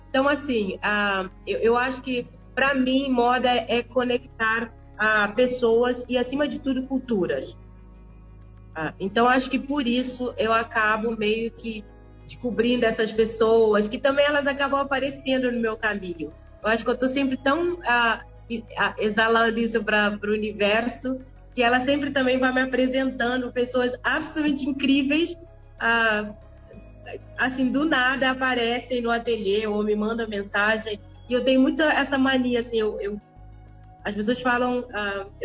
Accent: Cape Verde; now in Brazil; Olha, eu nasci em Cabo Verde, sou cabo-verdiana. É, mas eu vivo no Brasil há 28 anos, então também sou carioca.

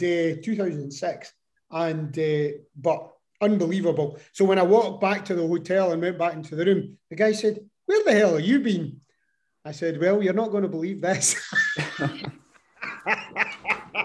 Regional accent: Scotland, United Kingdom; I'm from Scotland

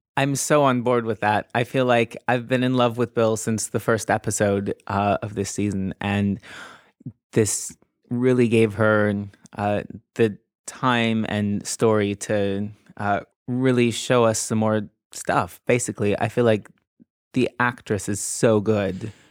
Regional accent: Canada; now in United Kingdom; I'm just slightly in the wrong age group to have grown up with it in Canada

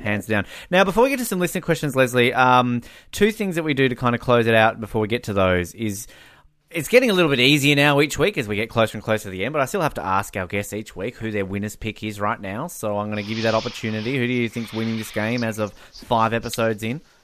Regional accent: Tasmania, Australia; Tasmania on it, the state where I'm from

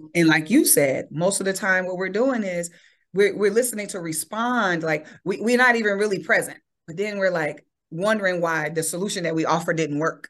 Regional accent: Chicago, Illinois, United States; I was born and raised on the South Side of Chicago.

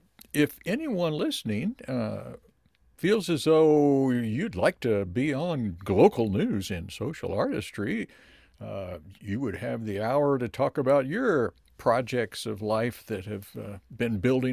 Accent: Columbia, Missouri, United States; also born or lived in Fayette, Missouri; I was born in Fayette and came over when I was two.

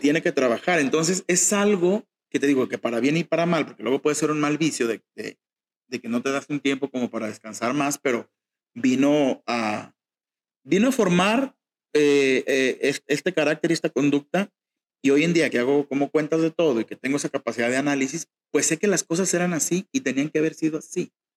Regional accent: Mexico; somos mexicanos, crecí escuchando mariachi

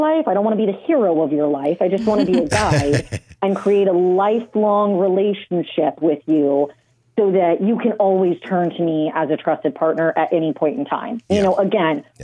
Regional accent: Southern California, United States; I'm from Southern California.

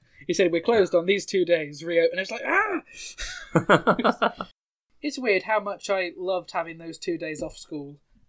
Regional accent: United Kingdom; as a Brit

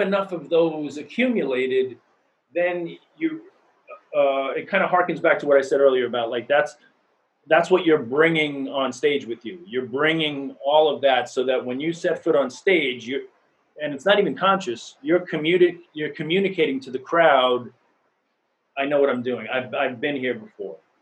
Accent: New York City, New York, United States; I grew up in New York, mm-hmm. in Queens. Uh, I didn't move here

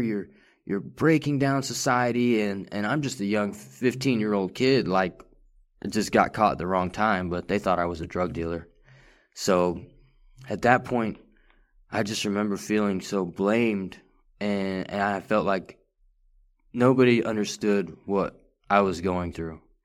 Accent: Farmersville, Texas, United States; also born or lived in Richardson, Texas / McKinney, Texas; third grade, all the way up until ninth grade, I, I lived in Farmersville, Texas

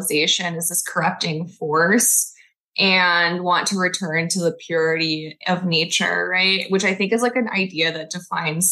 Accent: Corpus Christi, Texas, United States; also born or lived in Mexico; I grew up in Corpus Christi, which is like a beach town

